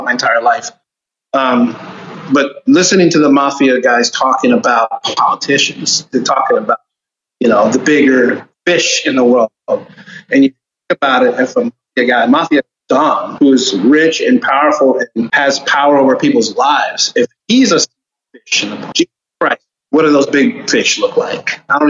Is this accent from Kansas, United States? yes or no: no; Homestead, Florida, United States; also born or lived in Miami; I was born and raised in Miami. And I was raised in South Florida, a small town called Homestead. That's where I grew up